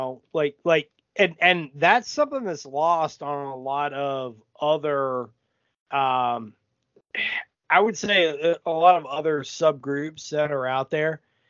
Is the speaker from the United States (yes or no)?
yes; Houston, Texas, United States; Like, I'm from Houston, and I wouldn't act any different if an outsider came